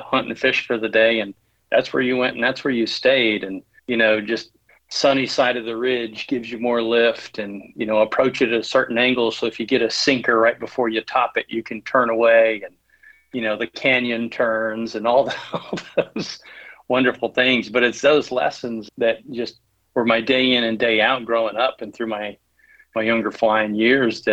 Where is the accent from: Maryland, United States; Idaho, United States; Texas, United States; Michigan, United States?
Idaho, United States; southeastern; growing up in Idaho, we grew up in a very rural section in southeastern